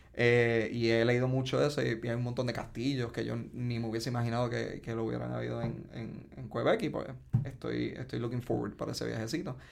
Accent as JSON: {"language": "Spanish", "town": "Ponce", "country": "Puerto Rico", "said": "soy de Ponce, tengo 33 años, me gradué del Colegio Ponceño."}